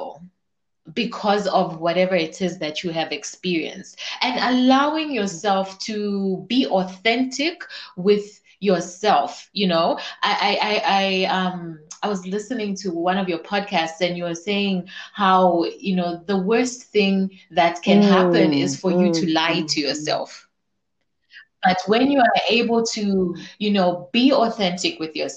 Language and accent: English; Zambia; I'm from Zambia, so I'm also a very proud African woman.